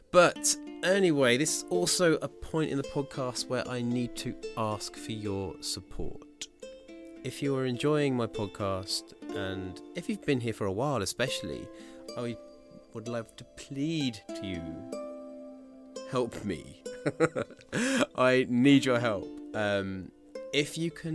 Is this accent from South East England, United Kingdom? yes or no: yes; Bracknell, South East England, United Kingdom; moved away; I'm from Bracknell.